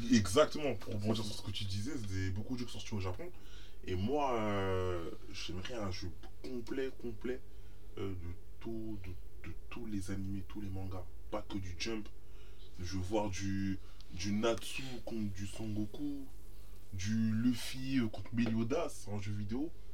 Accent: France; nous, on est français

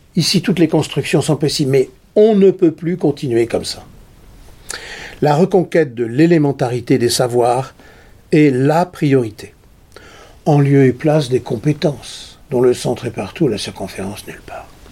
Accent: Nord, Hauts-de-France, France; je suis du Nord

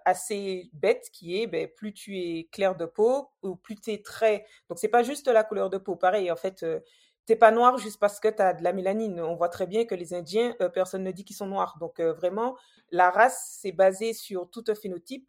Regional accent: Martinique; moved away as an adult; also born or lived in Metropolitan France; now in France; j'ai grandi en Martinique, je pense que ça mmh s'entend un petit peu

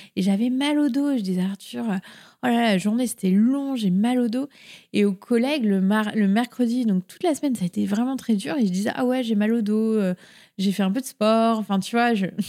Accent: Paris, Île-de-France, France; now in Rennes, France; Je viens normalement de région parisienne. Enfin, je suis née à Paris même

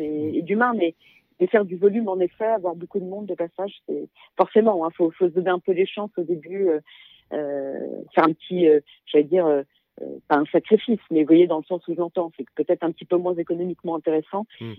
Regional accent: Paris, Île-de-France, France; moved away; je suis euh, super parisienne dans le sens où je suis née à Paris. Mhm. J'ai toujours vécu dans la région parisienne ou même à Paris intramuros.

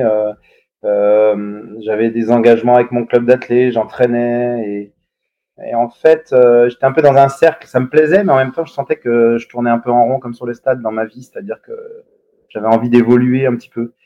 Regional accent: Yvelines, Paris region, Île-de-France, France; j'étais en région parisienne. Enfin, mes parents sont jurassiens, donc euh, bon, toutes les vacances euh, gamin, j'allais faire du ski de fond dans le Jura, mais en gros, j'étais dans les Yvelines

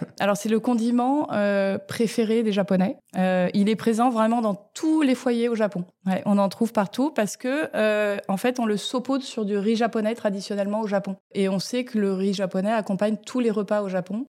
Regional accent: France; moved away as an adult; also born or lived in Tokyo, Japan / Lausanne, Switzerland / New York, United States; je suis née en France euh, et à l'âge de 3 ans, j'ai déménagé à Tokyo pendant 5 euh, ans. Donc de 3 à 8 ans

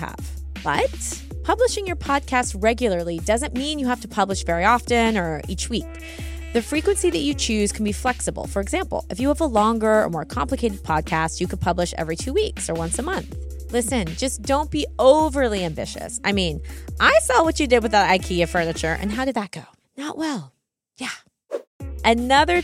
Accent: United Kingdom; accent: British; my horrible British accent

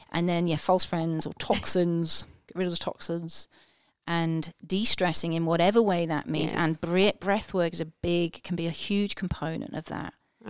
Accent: Liverpool, North West England, United Kingdom; I'm a Scouser originally, so he's from Liverpool in England

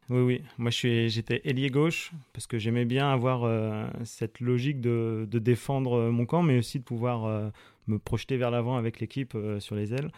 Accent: Eure, Normandy, France; also born or lived in Mont-Saint-Aignan; J'ai grandi à, à de mer qui est, dans l'Eure, qui est une petite ville euh, juste au-dessous.

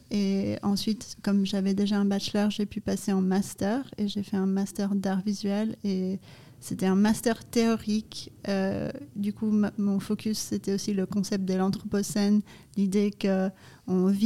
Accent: Canada; also born or lived in Brazil; Je suis originaire du Canada et du Brésil.

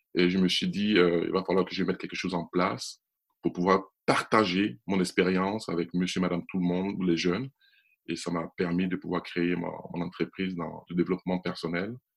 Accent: Côte d’Ivoire; je suis né en Côte d'Ivoire

